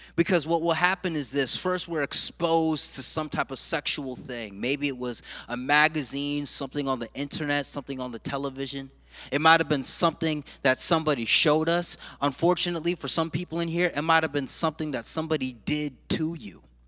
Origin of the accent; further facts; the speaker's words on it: United States; I'm a first generation American. My mother and father were born and raised in Jamaica, and they came to this country